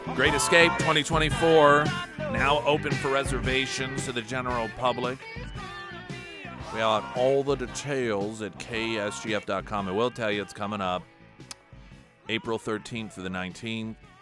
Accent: United States; as an American

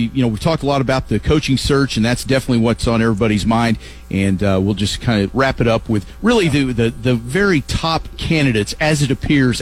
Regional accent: Lovington, New Mexico, United States; when I was a kid. We in my hometown of Lovington

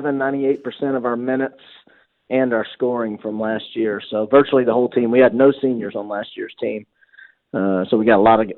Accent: West Tennessee, United States; I'm originally from West Tennessee

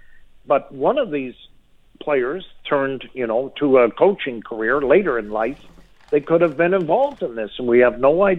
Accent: Saskatchewan, Canada; I'm coming from Saskatchewan. I know the Graham James affair.

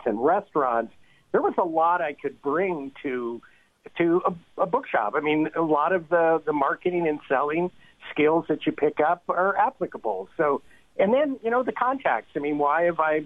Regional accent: Windsor, Ontario, Canada; also born or lived in Amherstburg area (Boblo Island), Ontario; I grew up in the Windsor area. I went to the University of Windsor

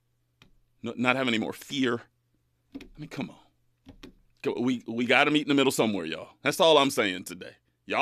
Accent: Bakersfield, California, United States; moved away as an adult; now in Los Angeles, United States; my hometown, Bakersfield

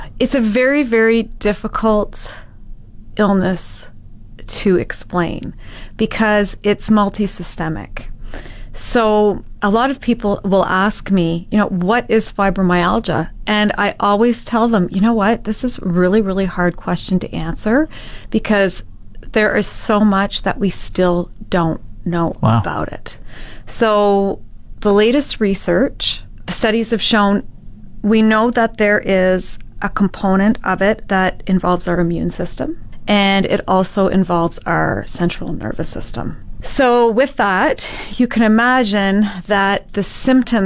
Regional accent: Ottawa, Ontario, Canada; moved away as an adult; now in Fort McMurray, Canada; I'm from Ottawa area originally

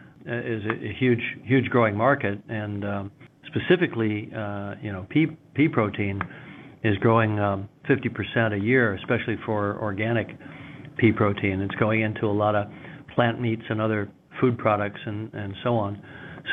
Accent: Ontario, Canada; moved away; also born or lived in New Zealand; I'm Canadian originally. I grew up in Ontario

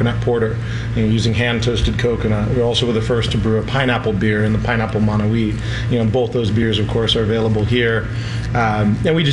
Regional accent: San Diego, California, United States; moved away; also born or lived in San Francisco / Maui; born in San Diego, grew up there

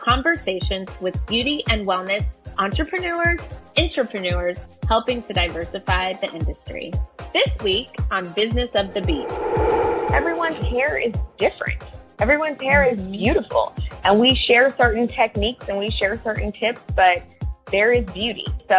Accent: Las Vegas, Nevada, United States; born there; Okay. So I was born in Las Vegas, which I don't know, maybe doesn't sound like a big deal now.

